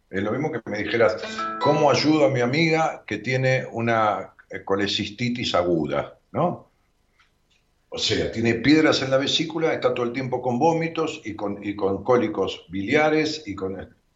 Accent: Rosario, Santa Fe, Argentina; De Rosario.

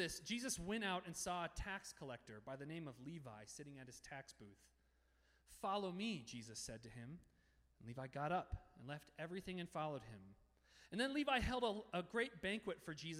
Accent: Denver, Colorado, United States; moved away as an adult; also born or lived in Littleton, Colorado; now in Toronto, Canada; I had grown up in the Denver metro area

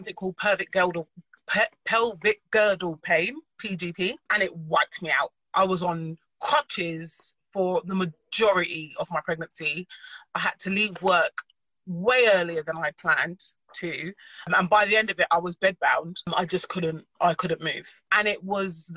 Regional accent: London, United Kingdom; also born or lived in Nottingham; I moved from Nottingham and I came back to London, South London Massive

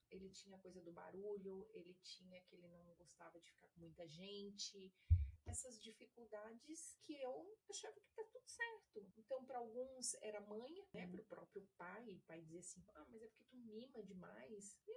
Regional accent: Brasília, Federal District, Brazil; moved away as an adult; eu morava em Brasília, sou de Brasília.

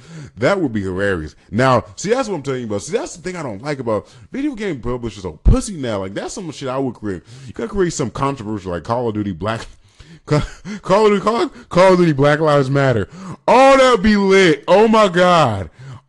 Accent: California, United States; Generally, I just tell people I'm from California. When people ask, I just say, generally, I'm from California.

